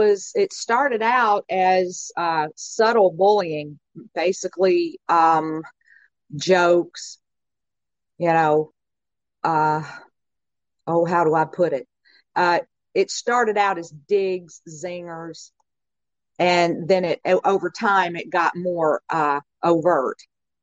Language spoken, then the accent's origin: English; Covington, Tennessee, United States; I'm from Covington, Tennessee